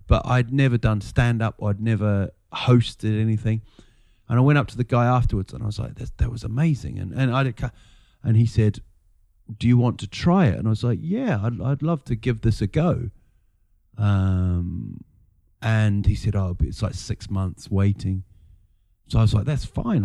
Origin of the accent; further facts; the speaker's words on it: Rotorua, Bay of Plenty, New Zealand; moved away as an adult; also born or lived in England; now in Sweden; we're in a place called Rotorua